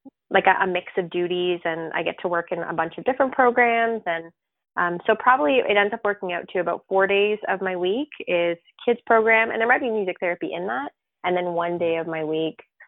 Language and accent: English; Sarnia, Ontario, Canada; also born or lived in Burlington; And I started at the hospice in Sarnia